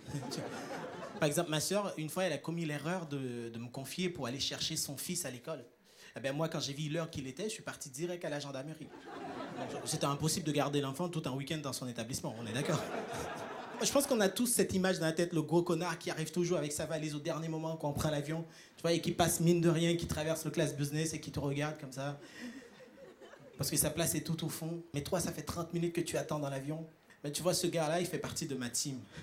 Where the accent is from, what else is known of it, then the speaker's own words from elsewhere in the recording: Haiti; now in Europe; je viens d'Haïti, à ne pas confondre avec Tahiti